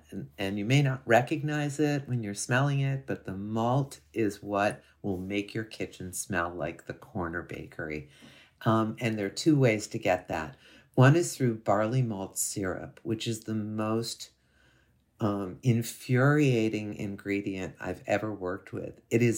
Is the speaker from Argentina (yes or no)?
no; Ohio, United States; I'm from Northwestern Ohio, so it's, you know, fairly close.